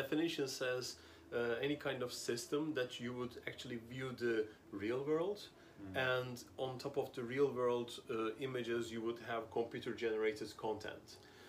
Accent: Amsterdam, North Holland, Netherlands; English is a second language; as you said, I'm here in Busan in South Korea for the last week, and I come from Amsterdam.

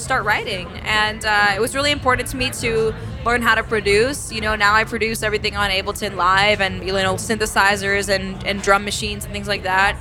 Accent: New York City, New York, United States; I grew up in New York City

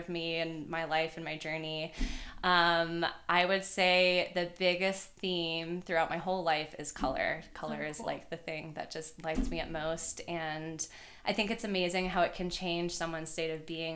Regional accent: Marietta, Georgia, United States; I am from Marietta, Georgia. It's right outside of Atlanta.

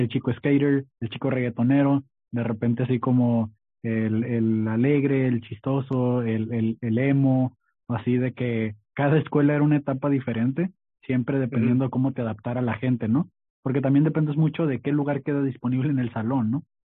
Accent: Tijuana, Baja California, Mexico; also born or lived in Mexicali / Sinaloa; soy originario de Mexicali, eh, pero realmente solo nací ahí, me vine para acá desde chico, siempre fui criado en Tijuana

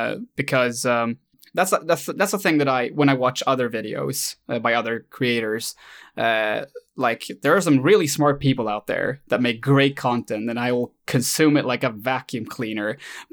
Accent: Sweden; English is a second language; I did this in Swedish, since, surprise, I'm Swedish.

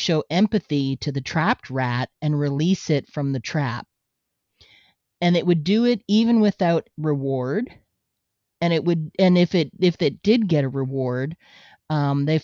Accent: Canada; we're Canadian. Okay. That's true. We're Canadian.

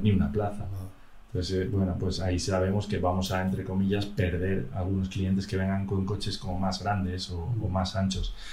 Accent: Madrid, Community of Madrid, Spain; yo como soy madrileño

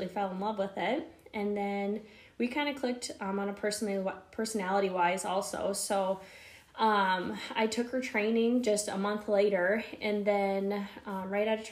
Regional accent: Faulkton, South Dakota, United States; moved away as an adult; also born or lived in Brookings, South Dakota / Sioux Falls, South Dakota; I grew up in Falkton, South Dakota. So super, super small town.

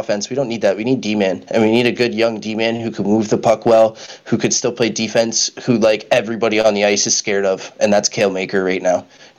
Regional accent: Oshawa, Ontario, Canada; the Oshawa Generals, which is my hometown too

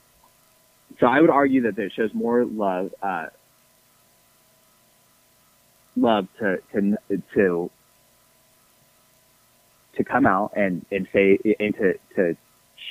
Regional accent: Tampa, Florida, United States; I grew up in Tampa, Florida

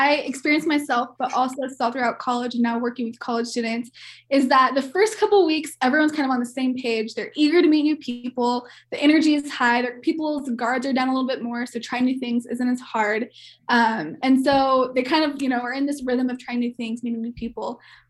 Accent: Kansas City, United States; moved away as an adult; also born or lived in Oklahoma; now in Colorado, United States; So I'm from Kansas City and went to Oklahoma State. So I was out of state girl.

